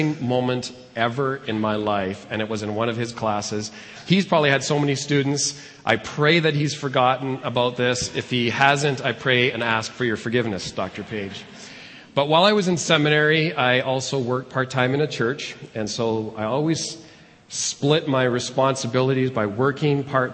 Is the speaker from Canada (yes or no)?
yes; Edmonton, Alberta, Canada; moved away as an adult; also born or lived in Calgary / Arnprior, Ontario; I was born and raised here in Edmonton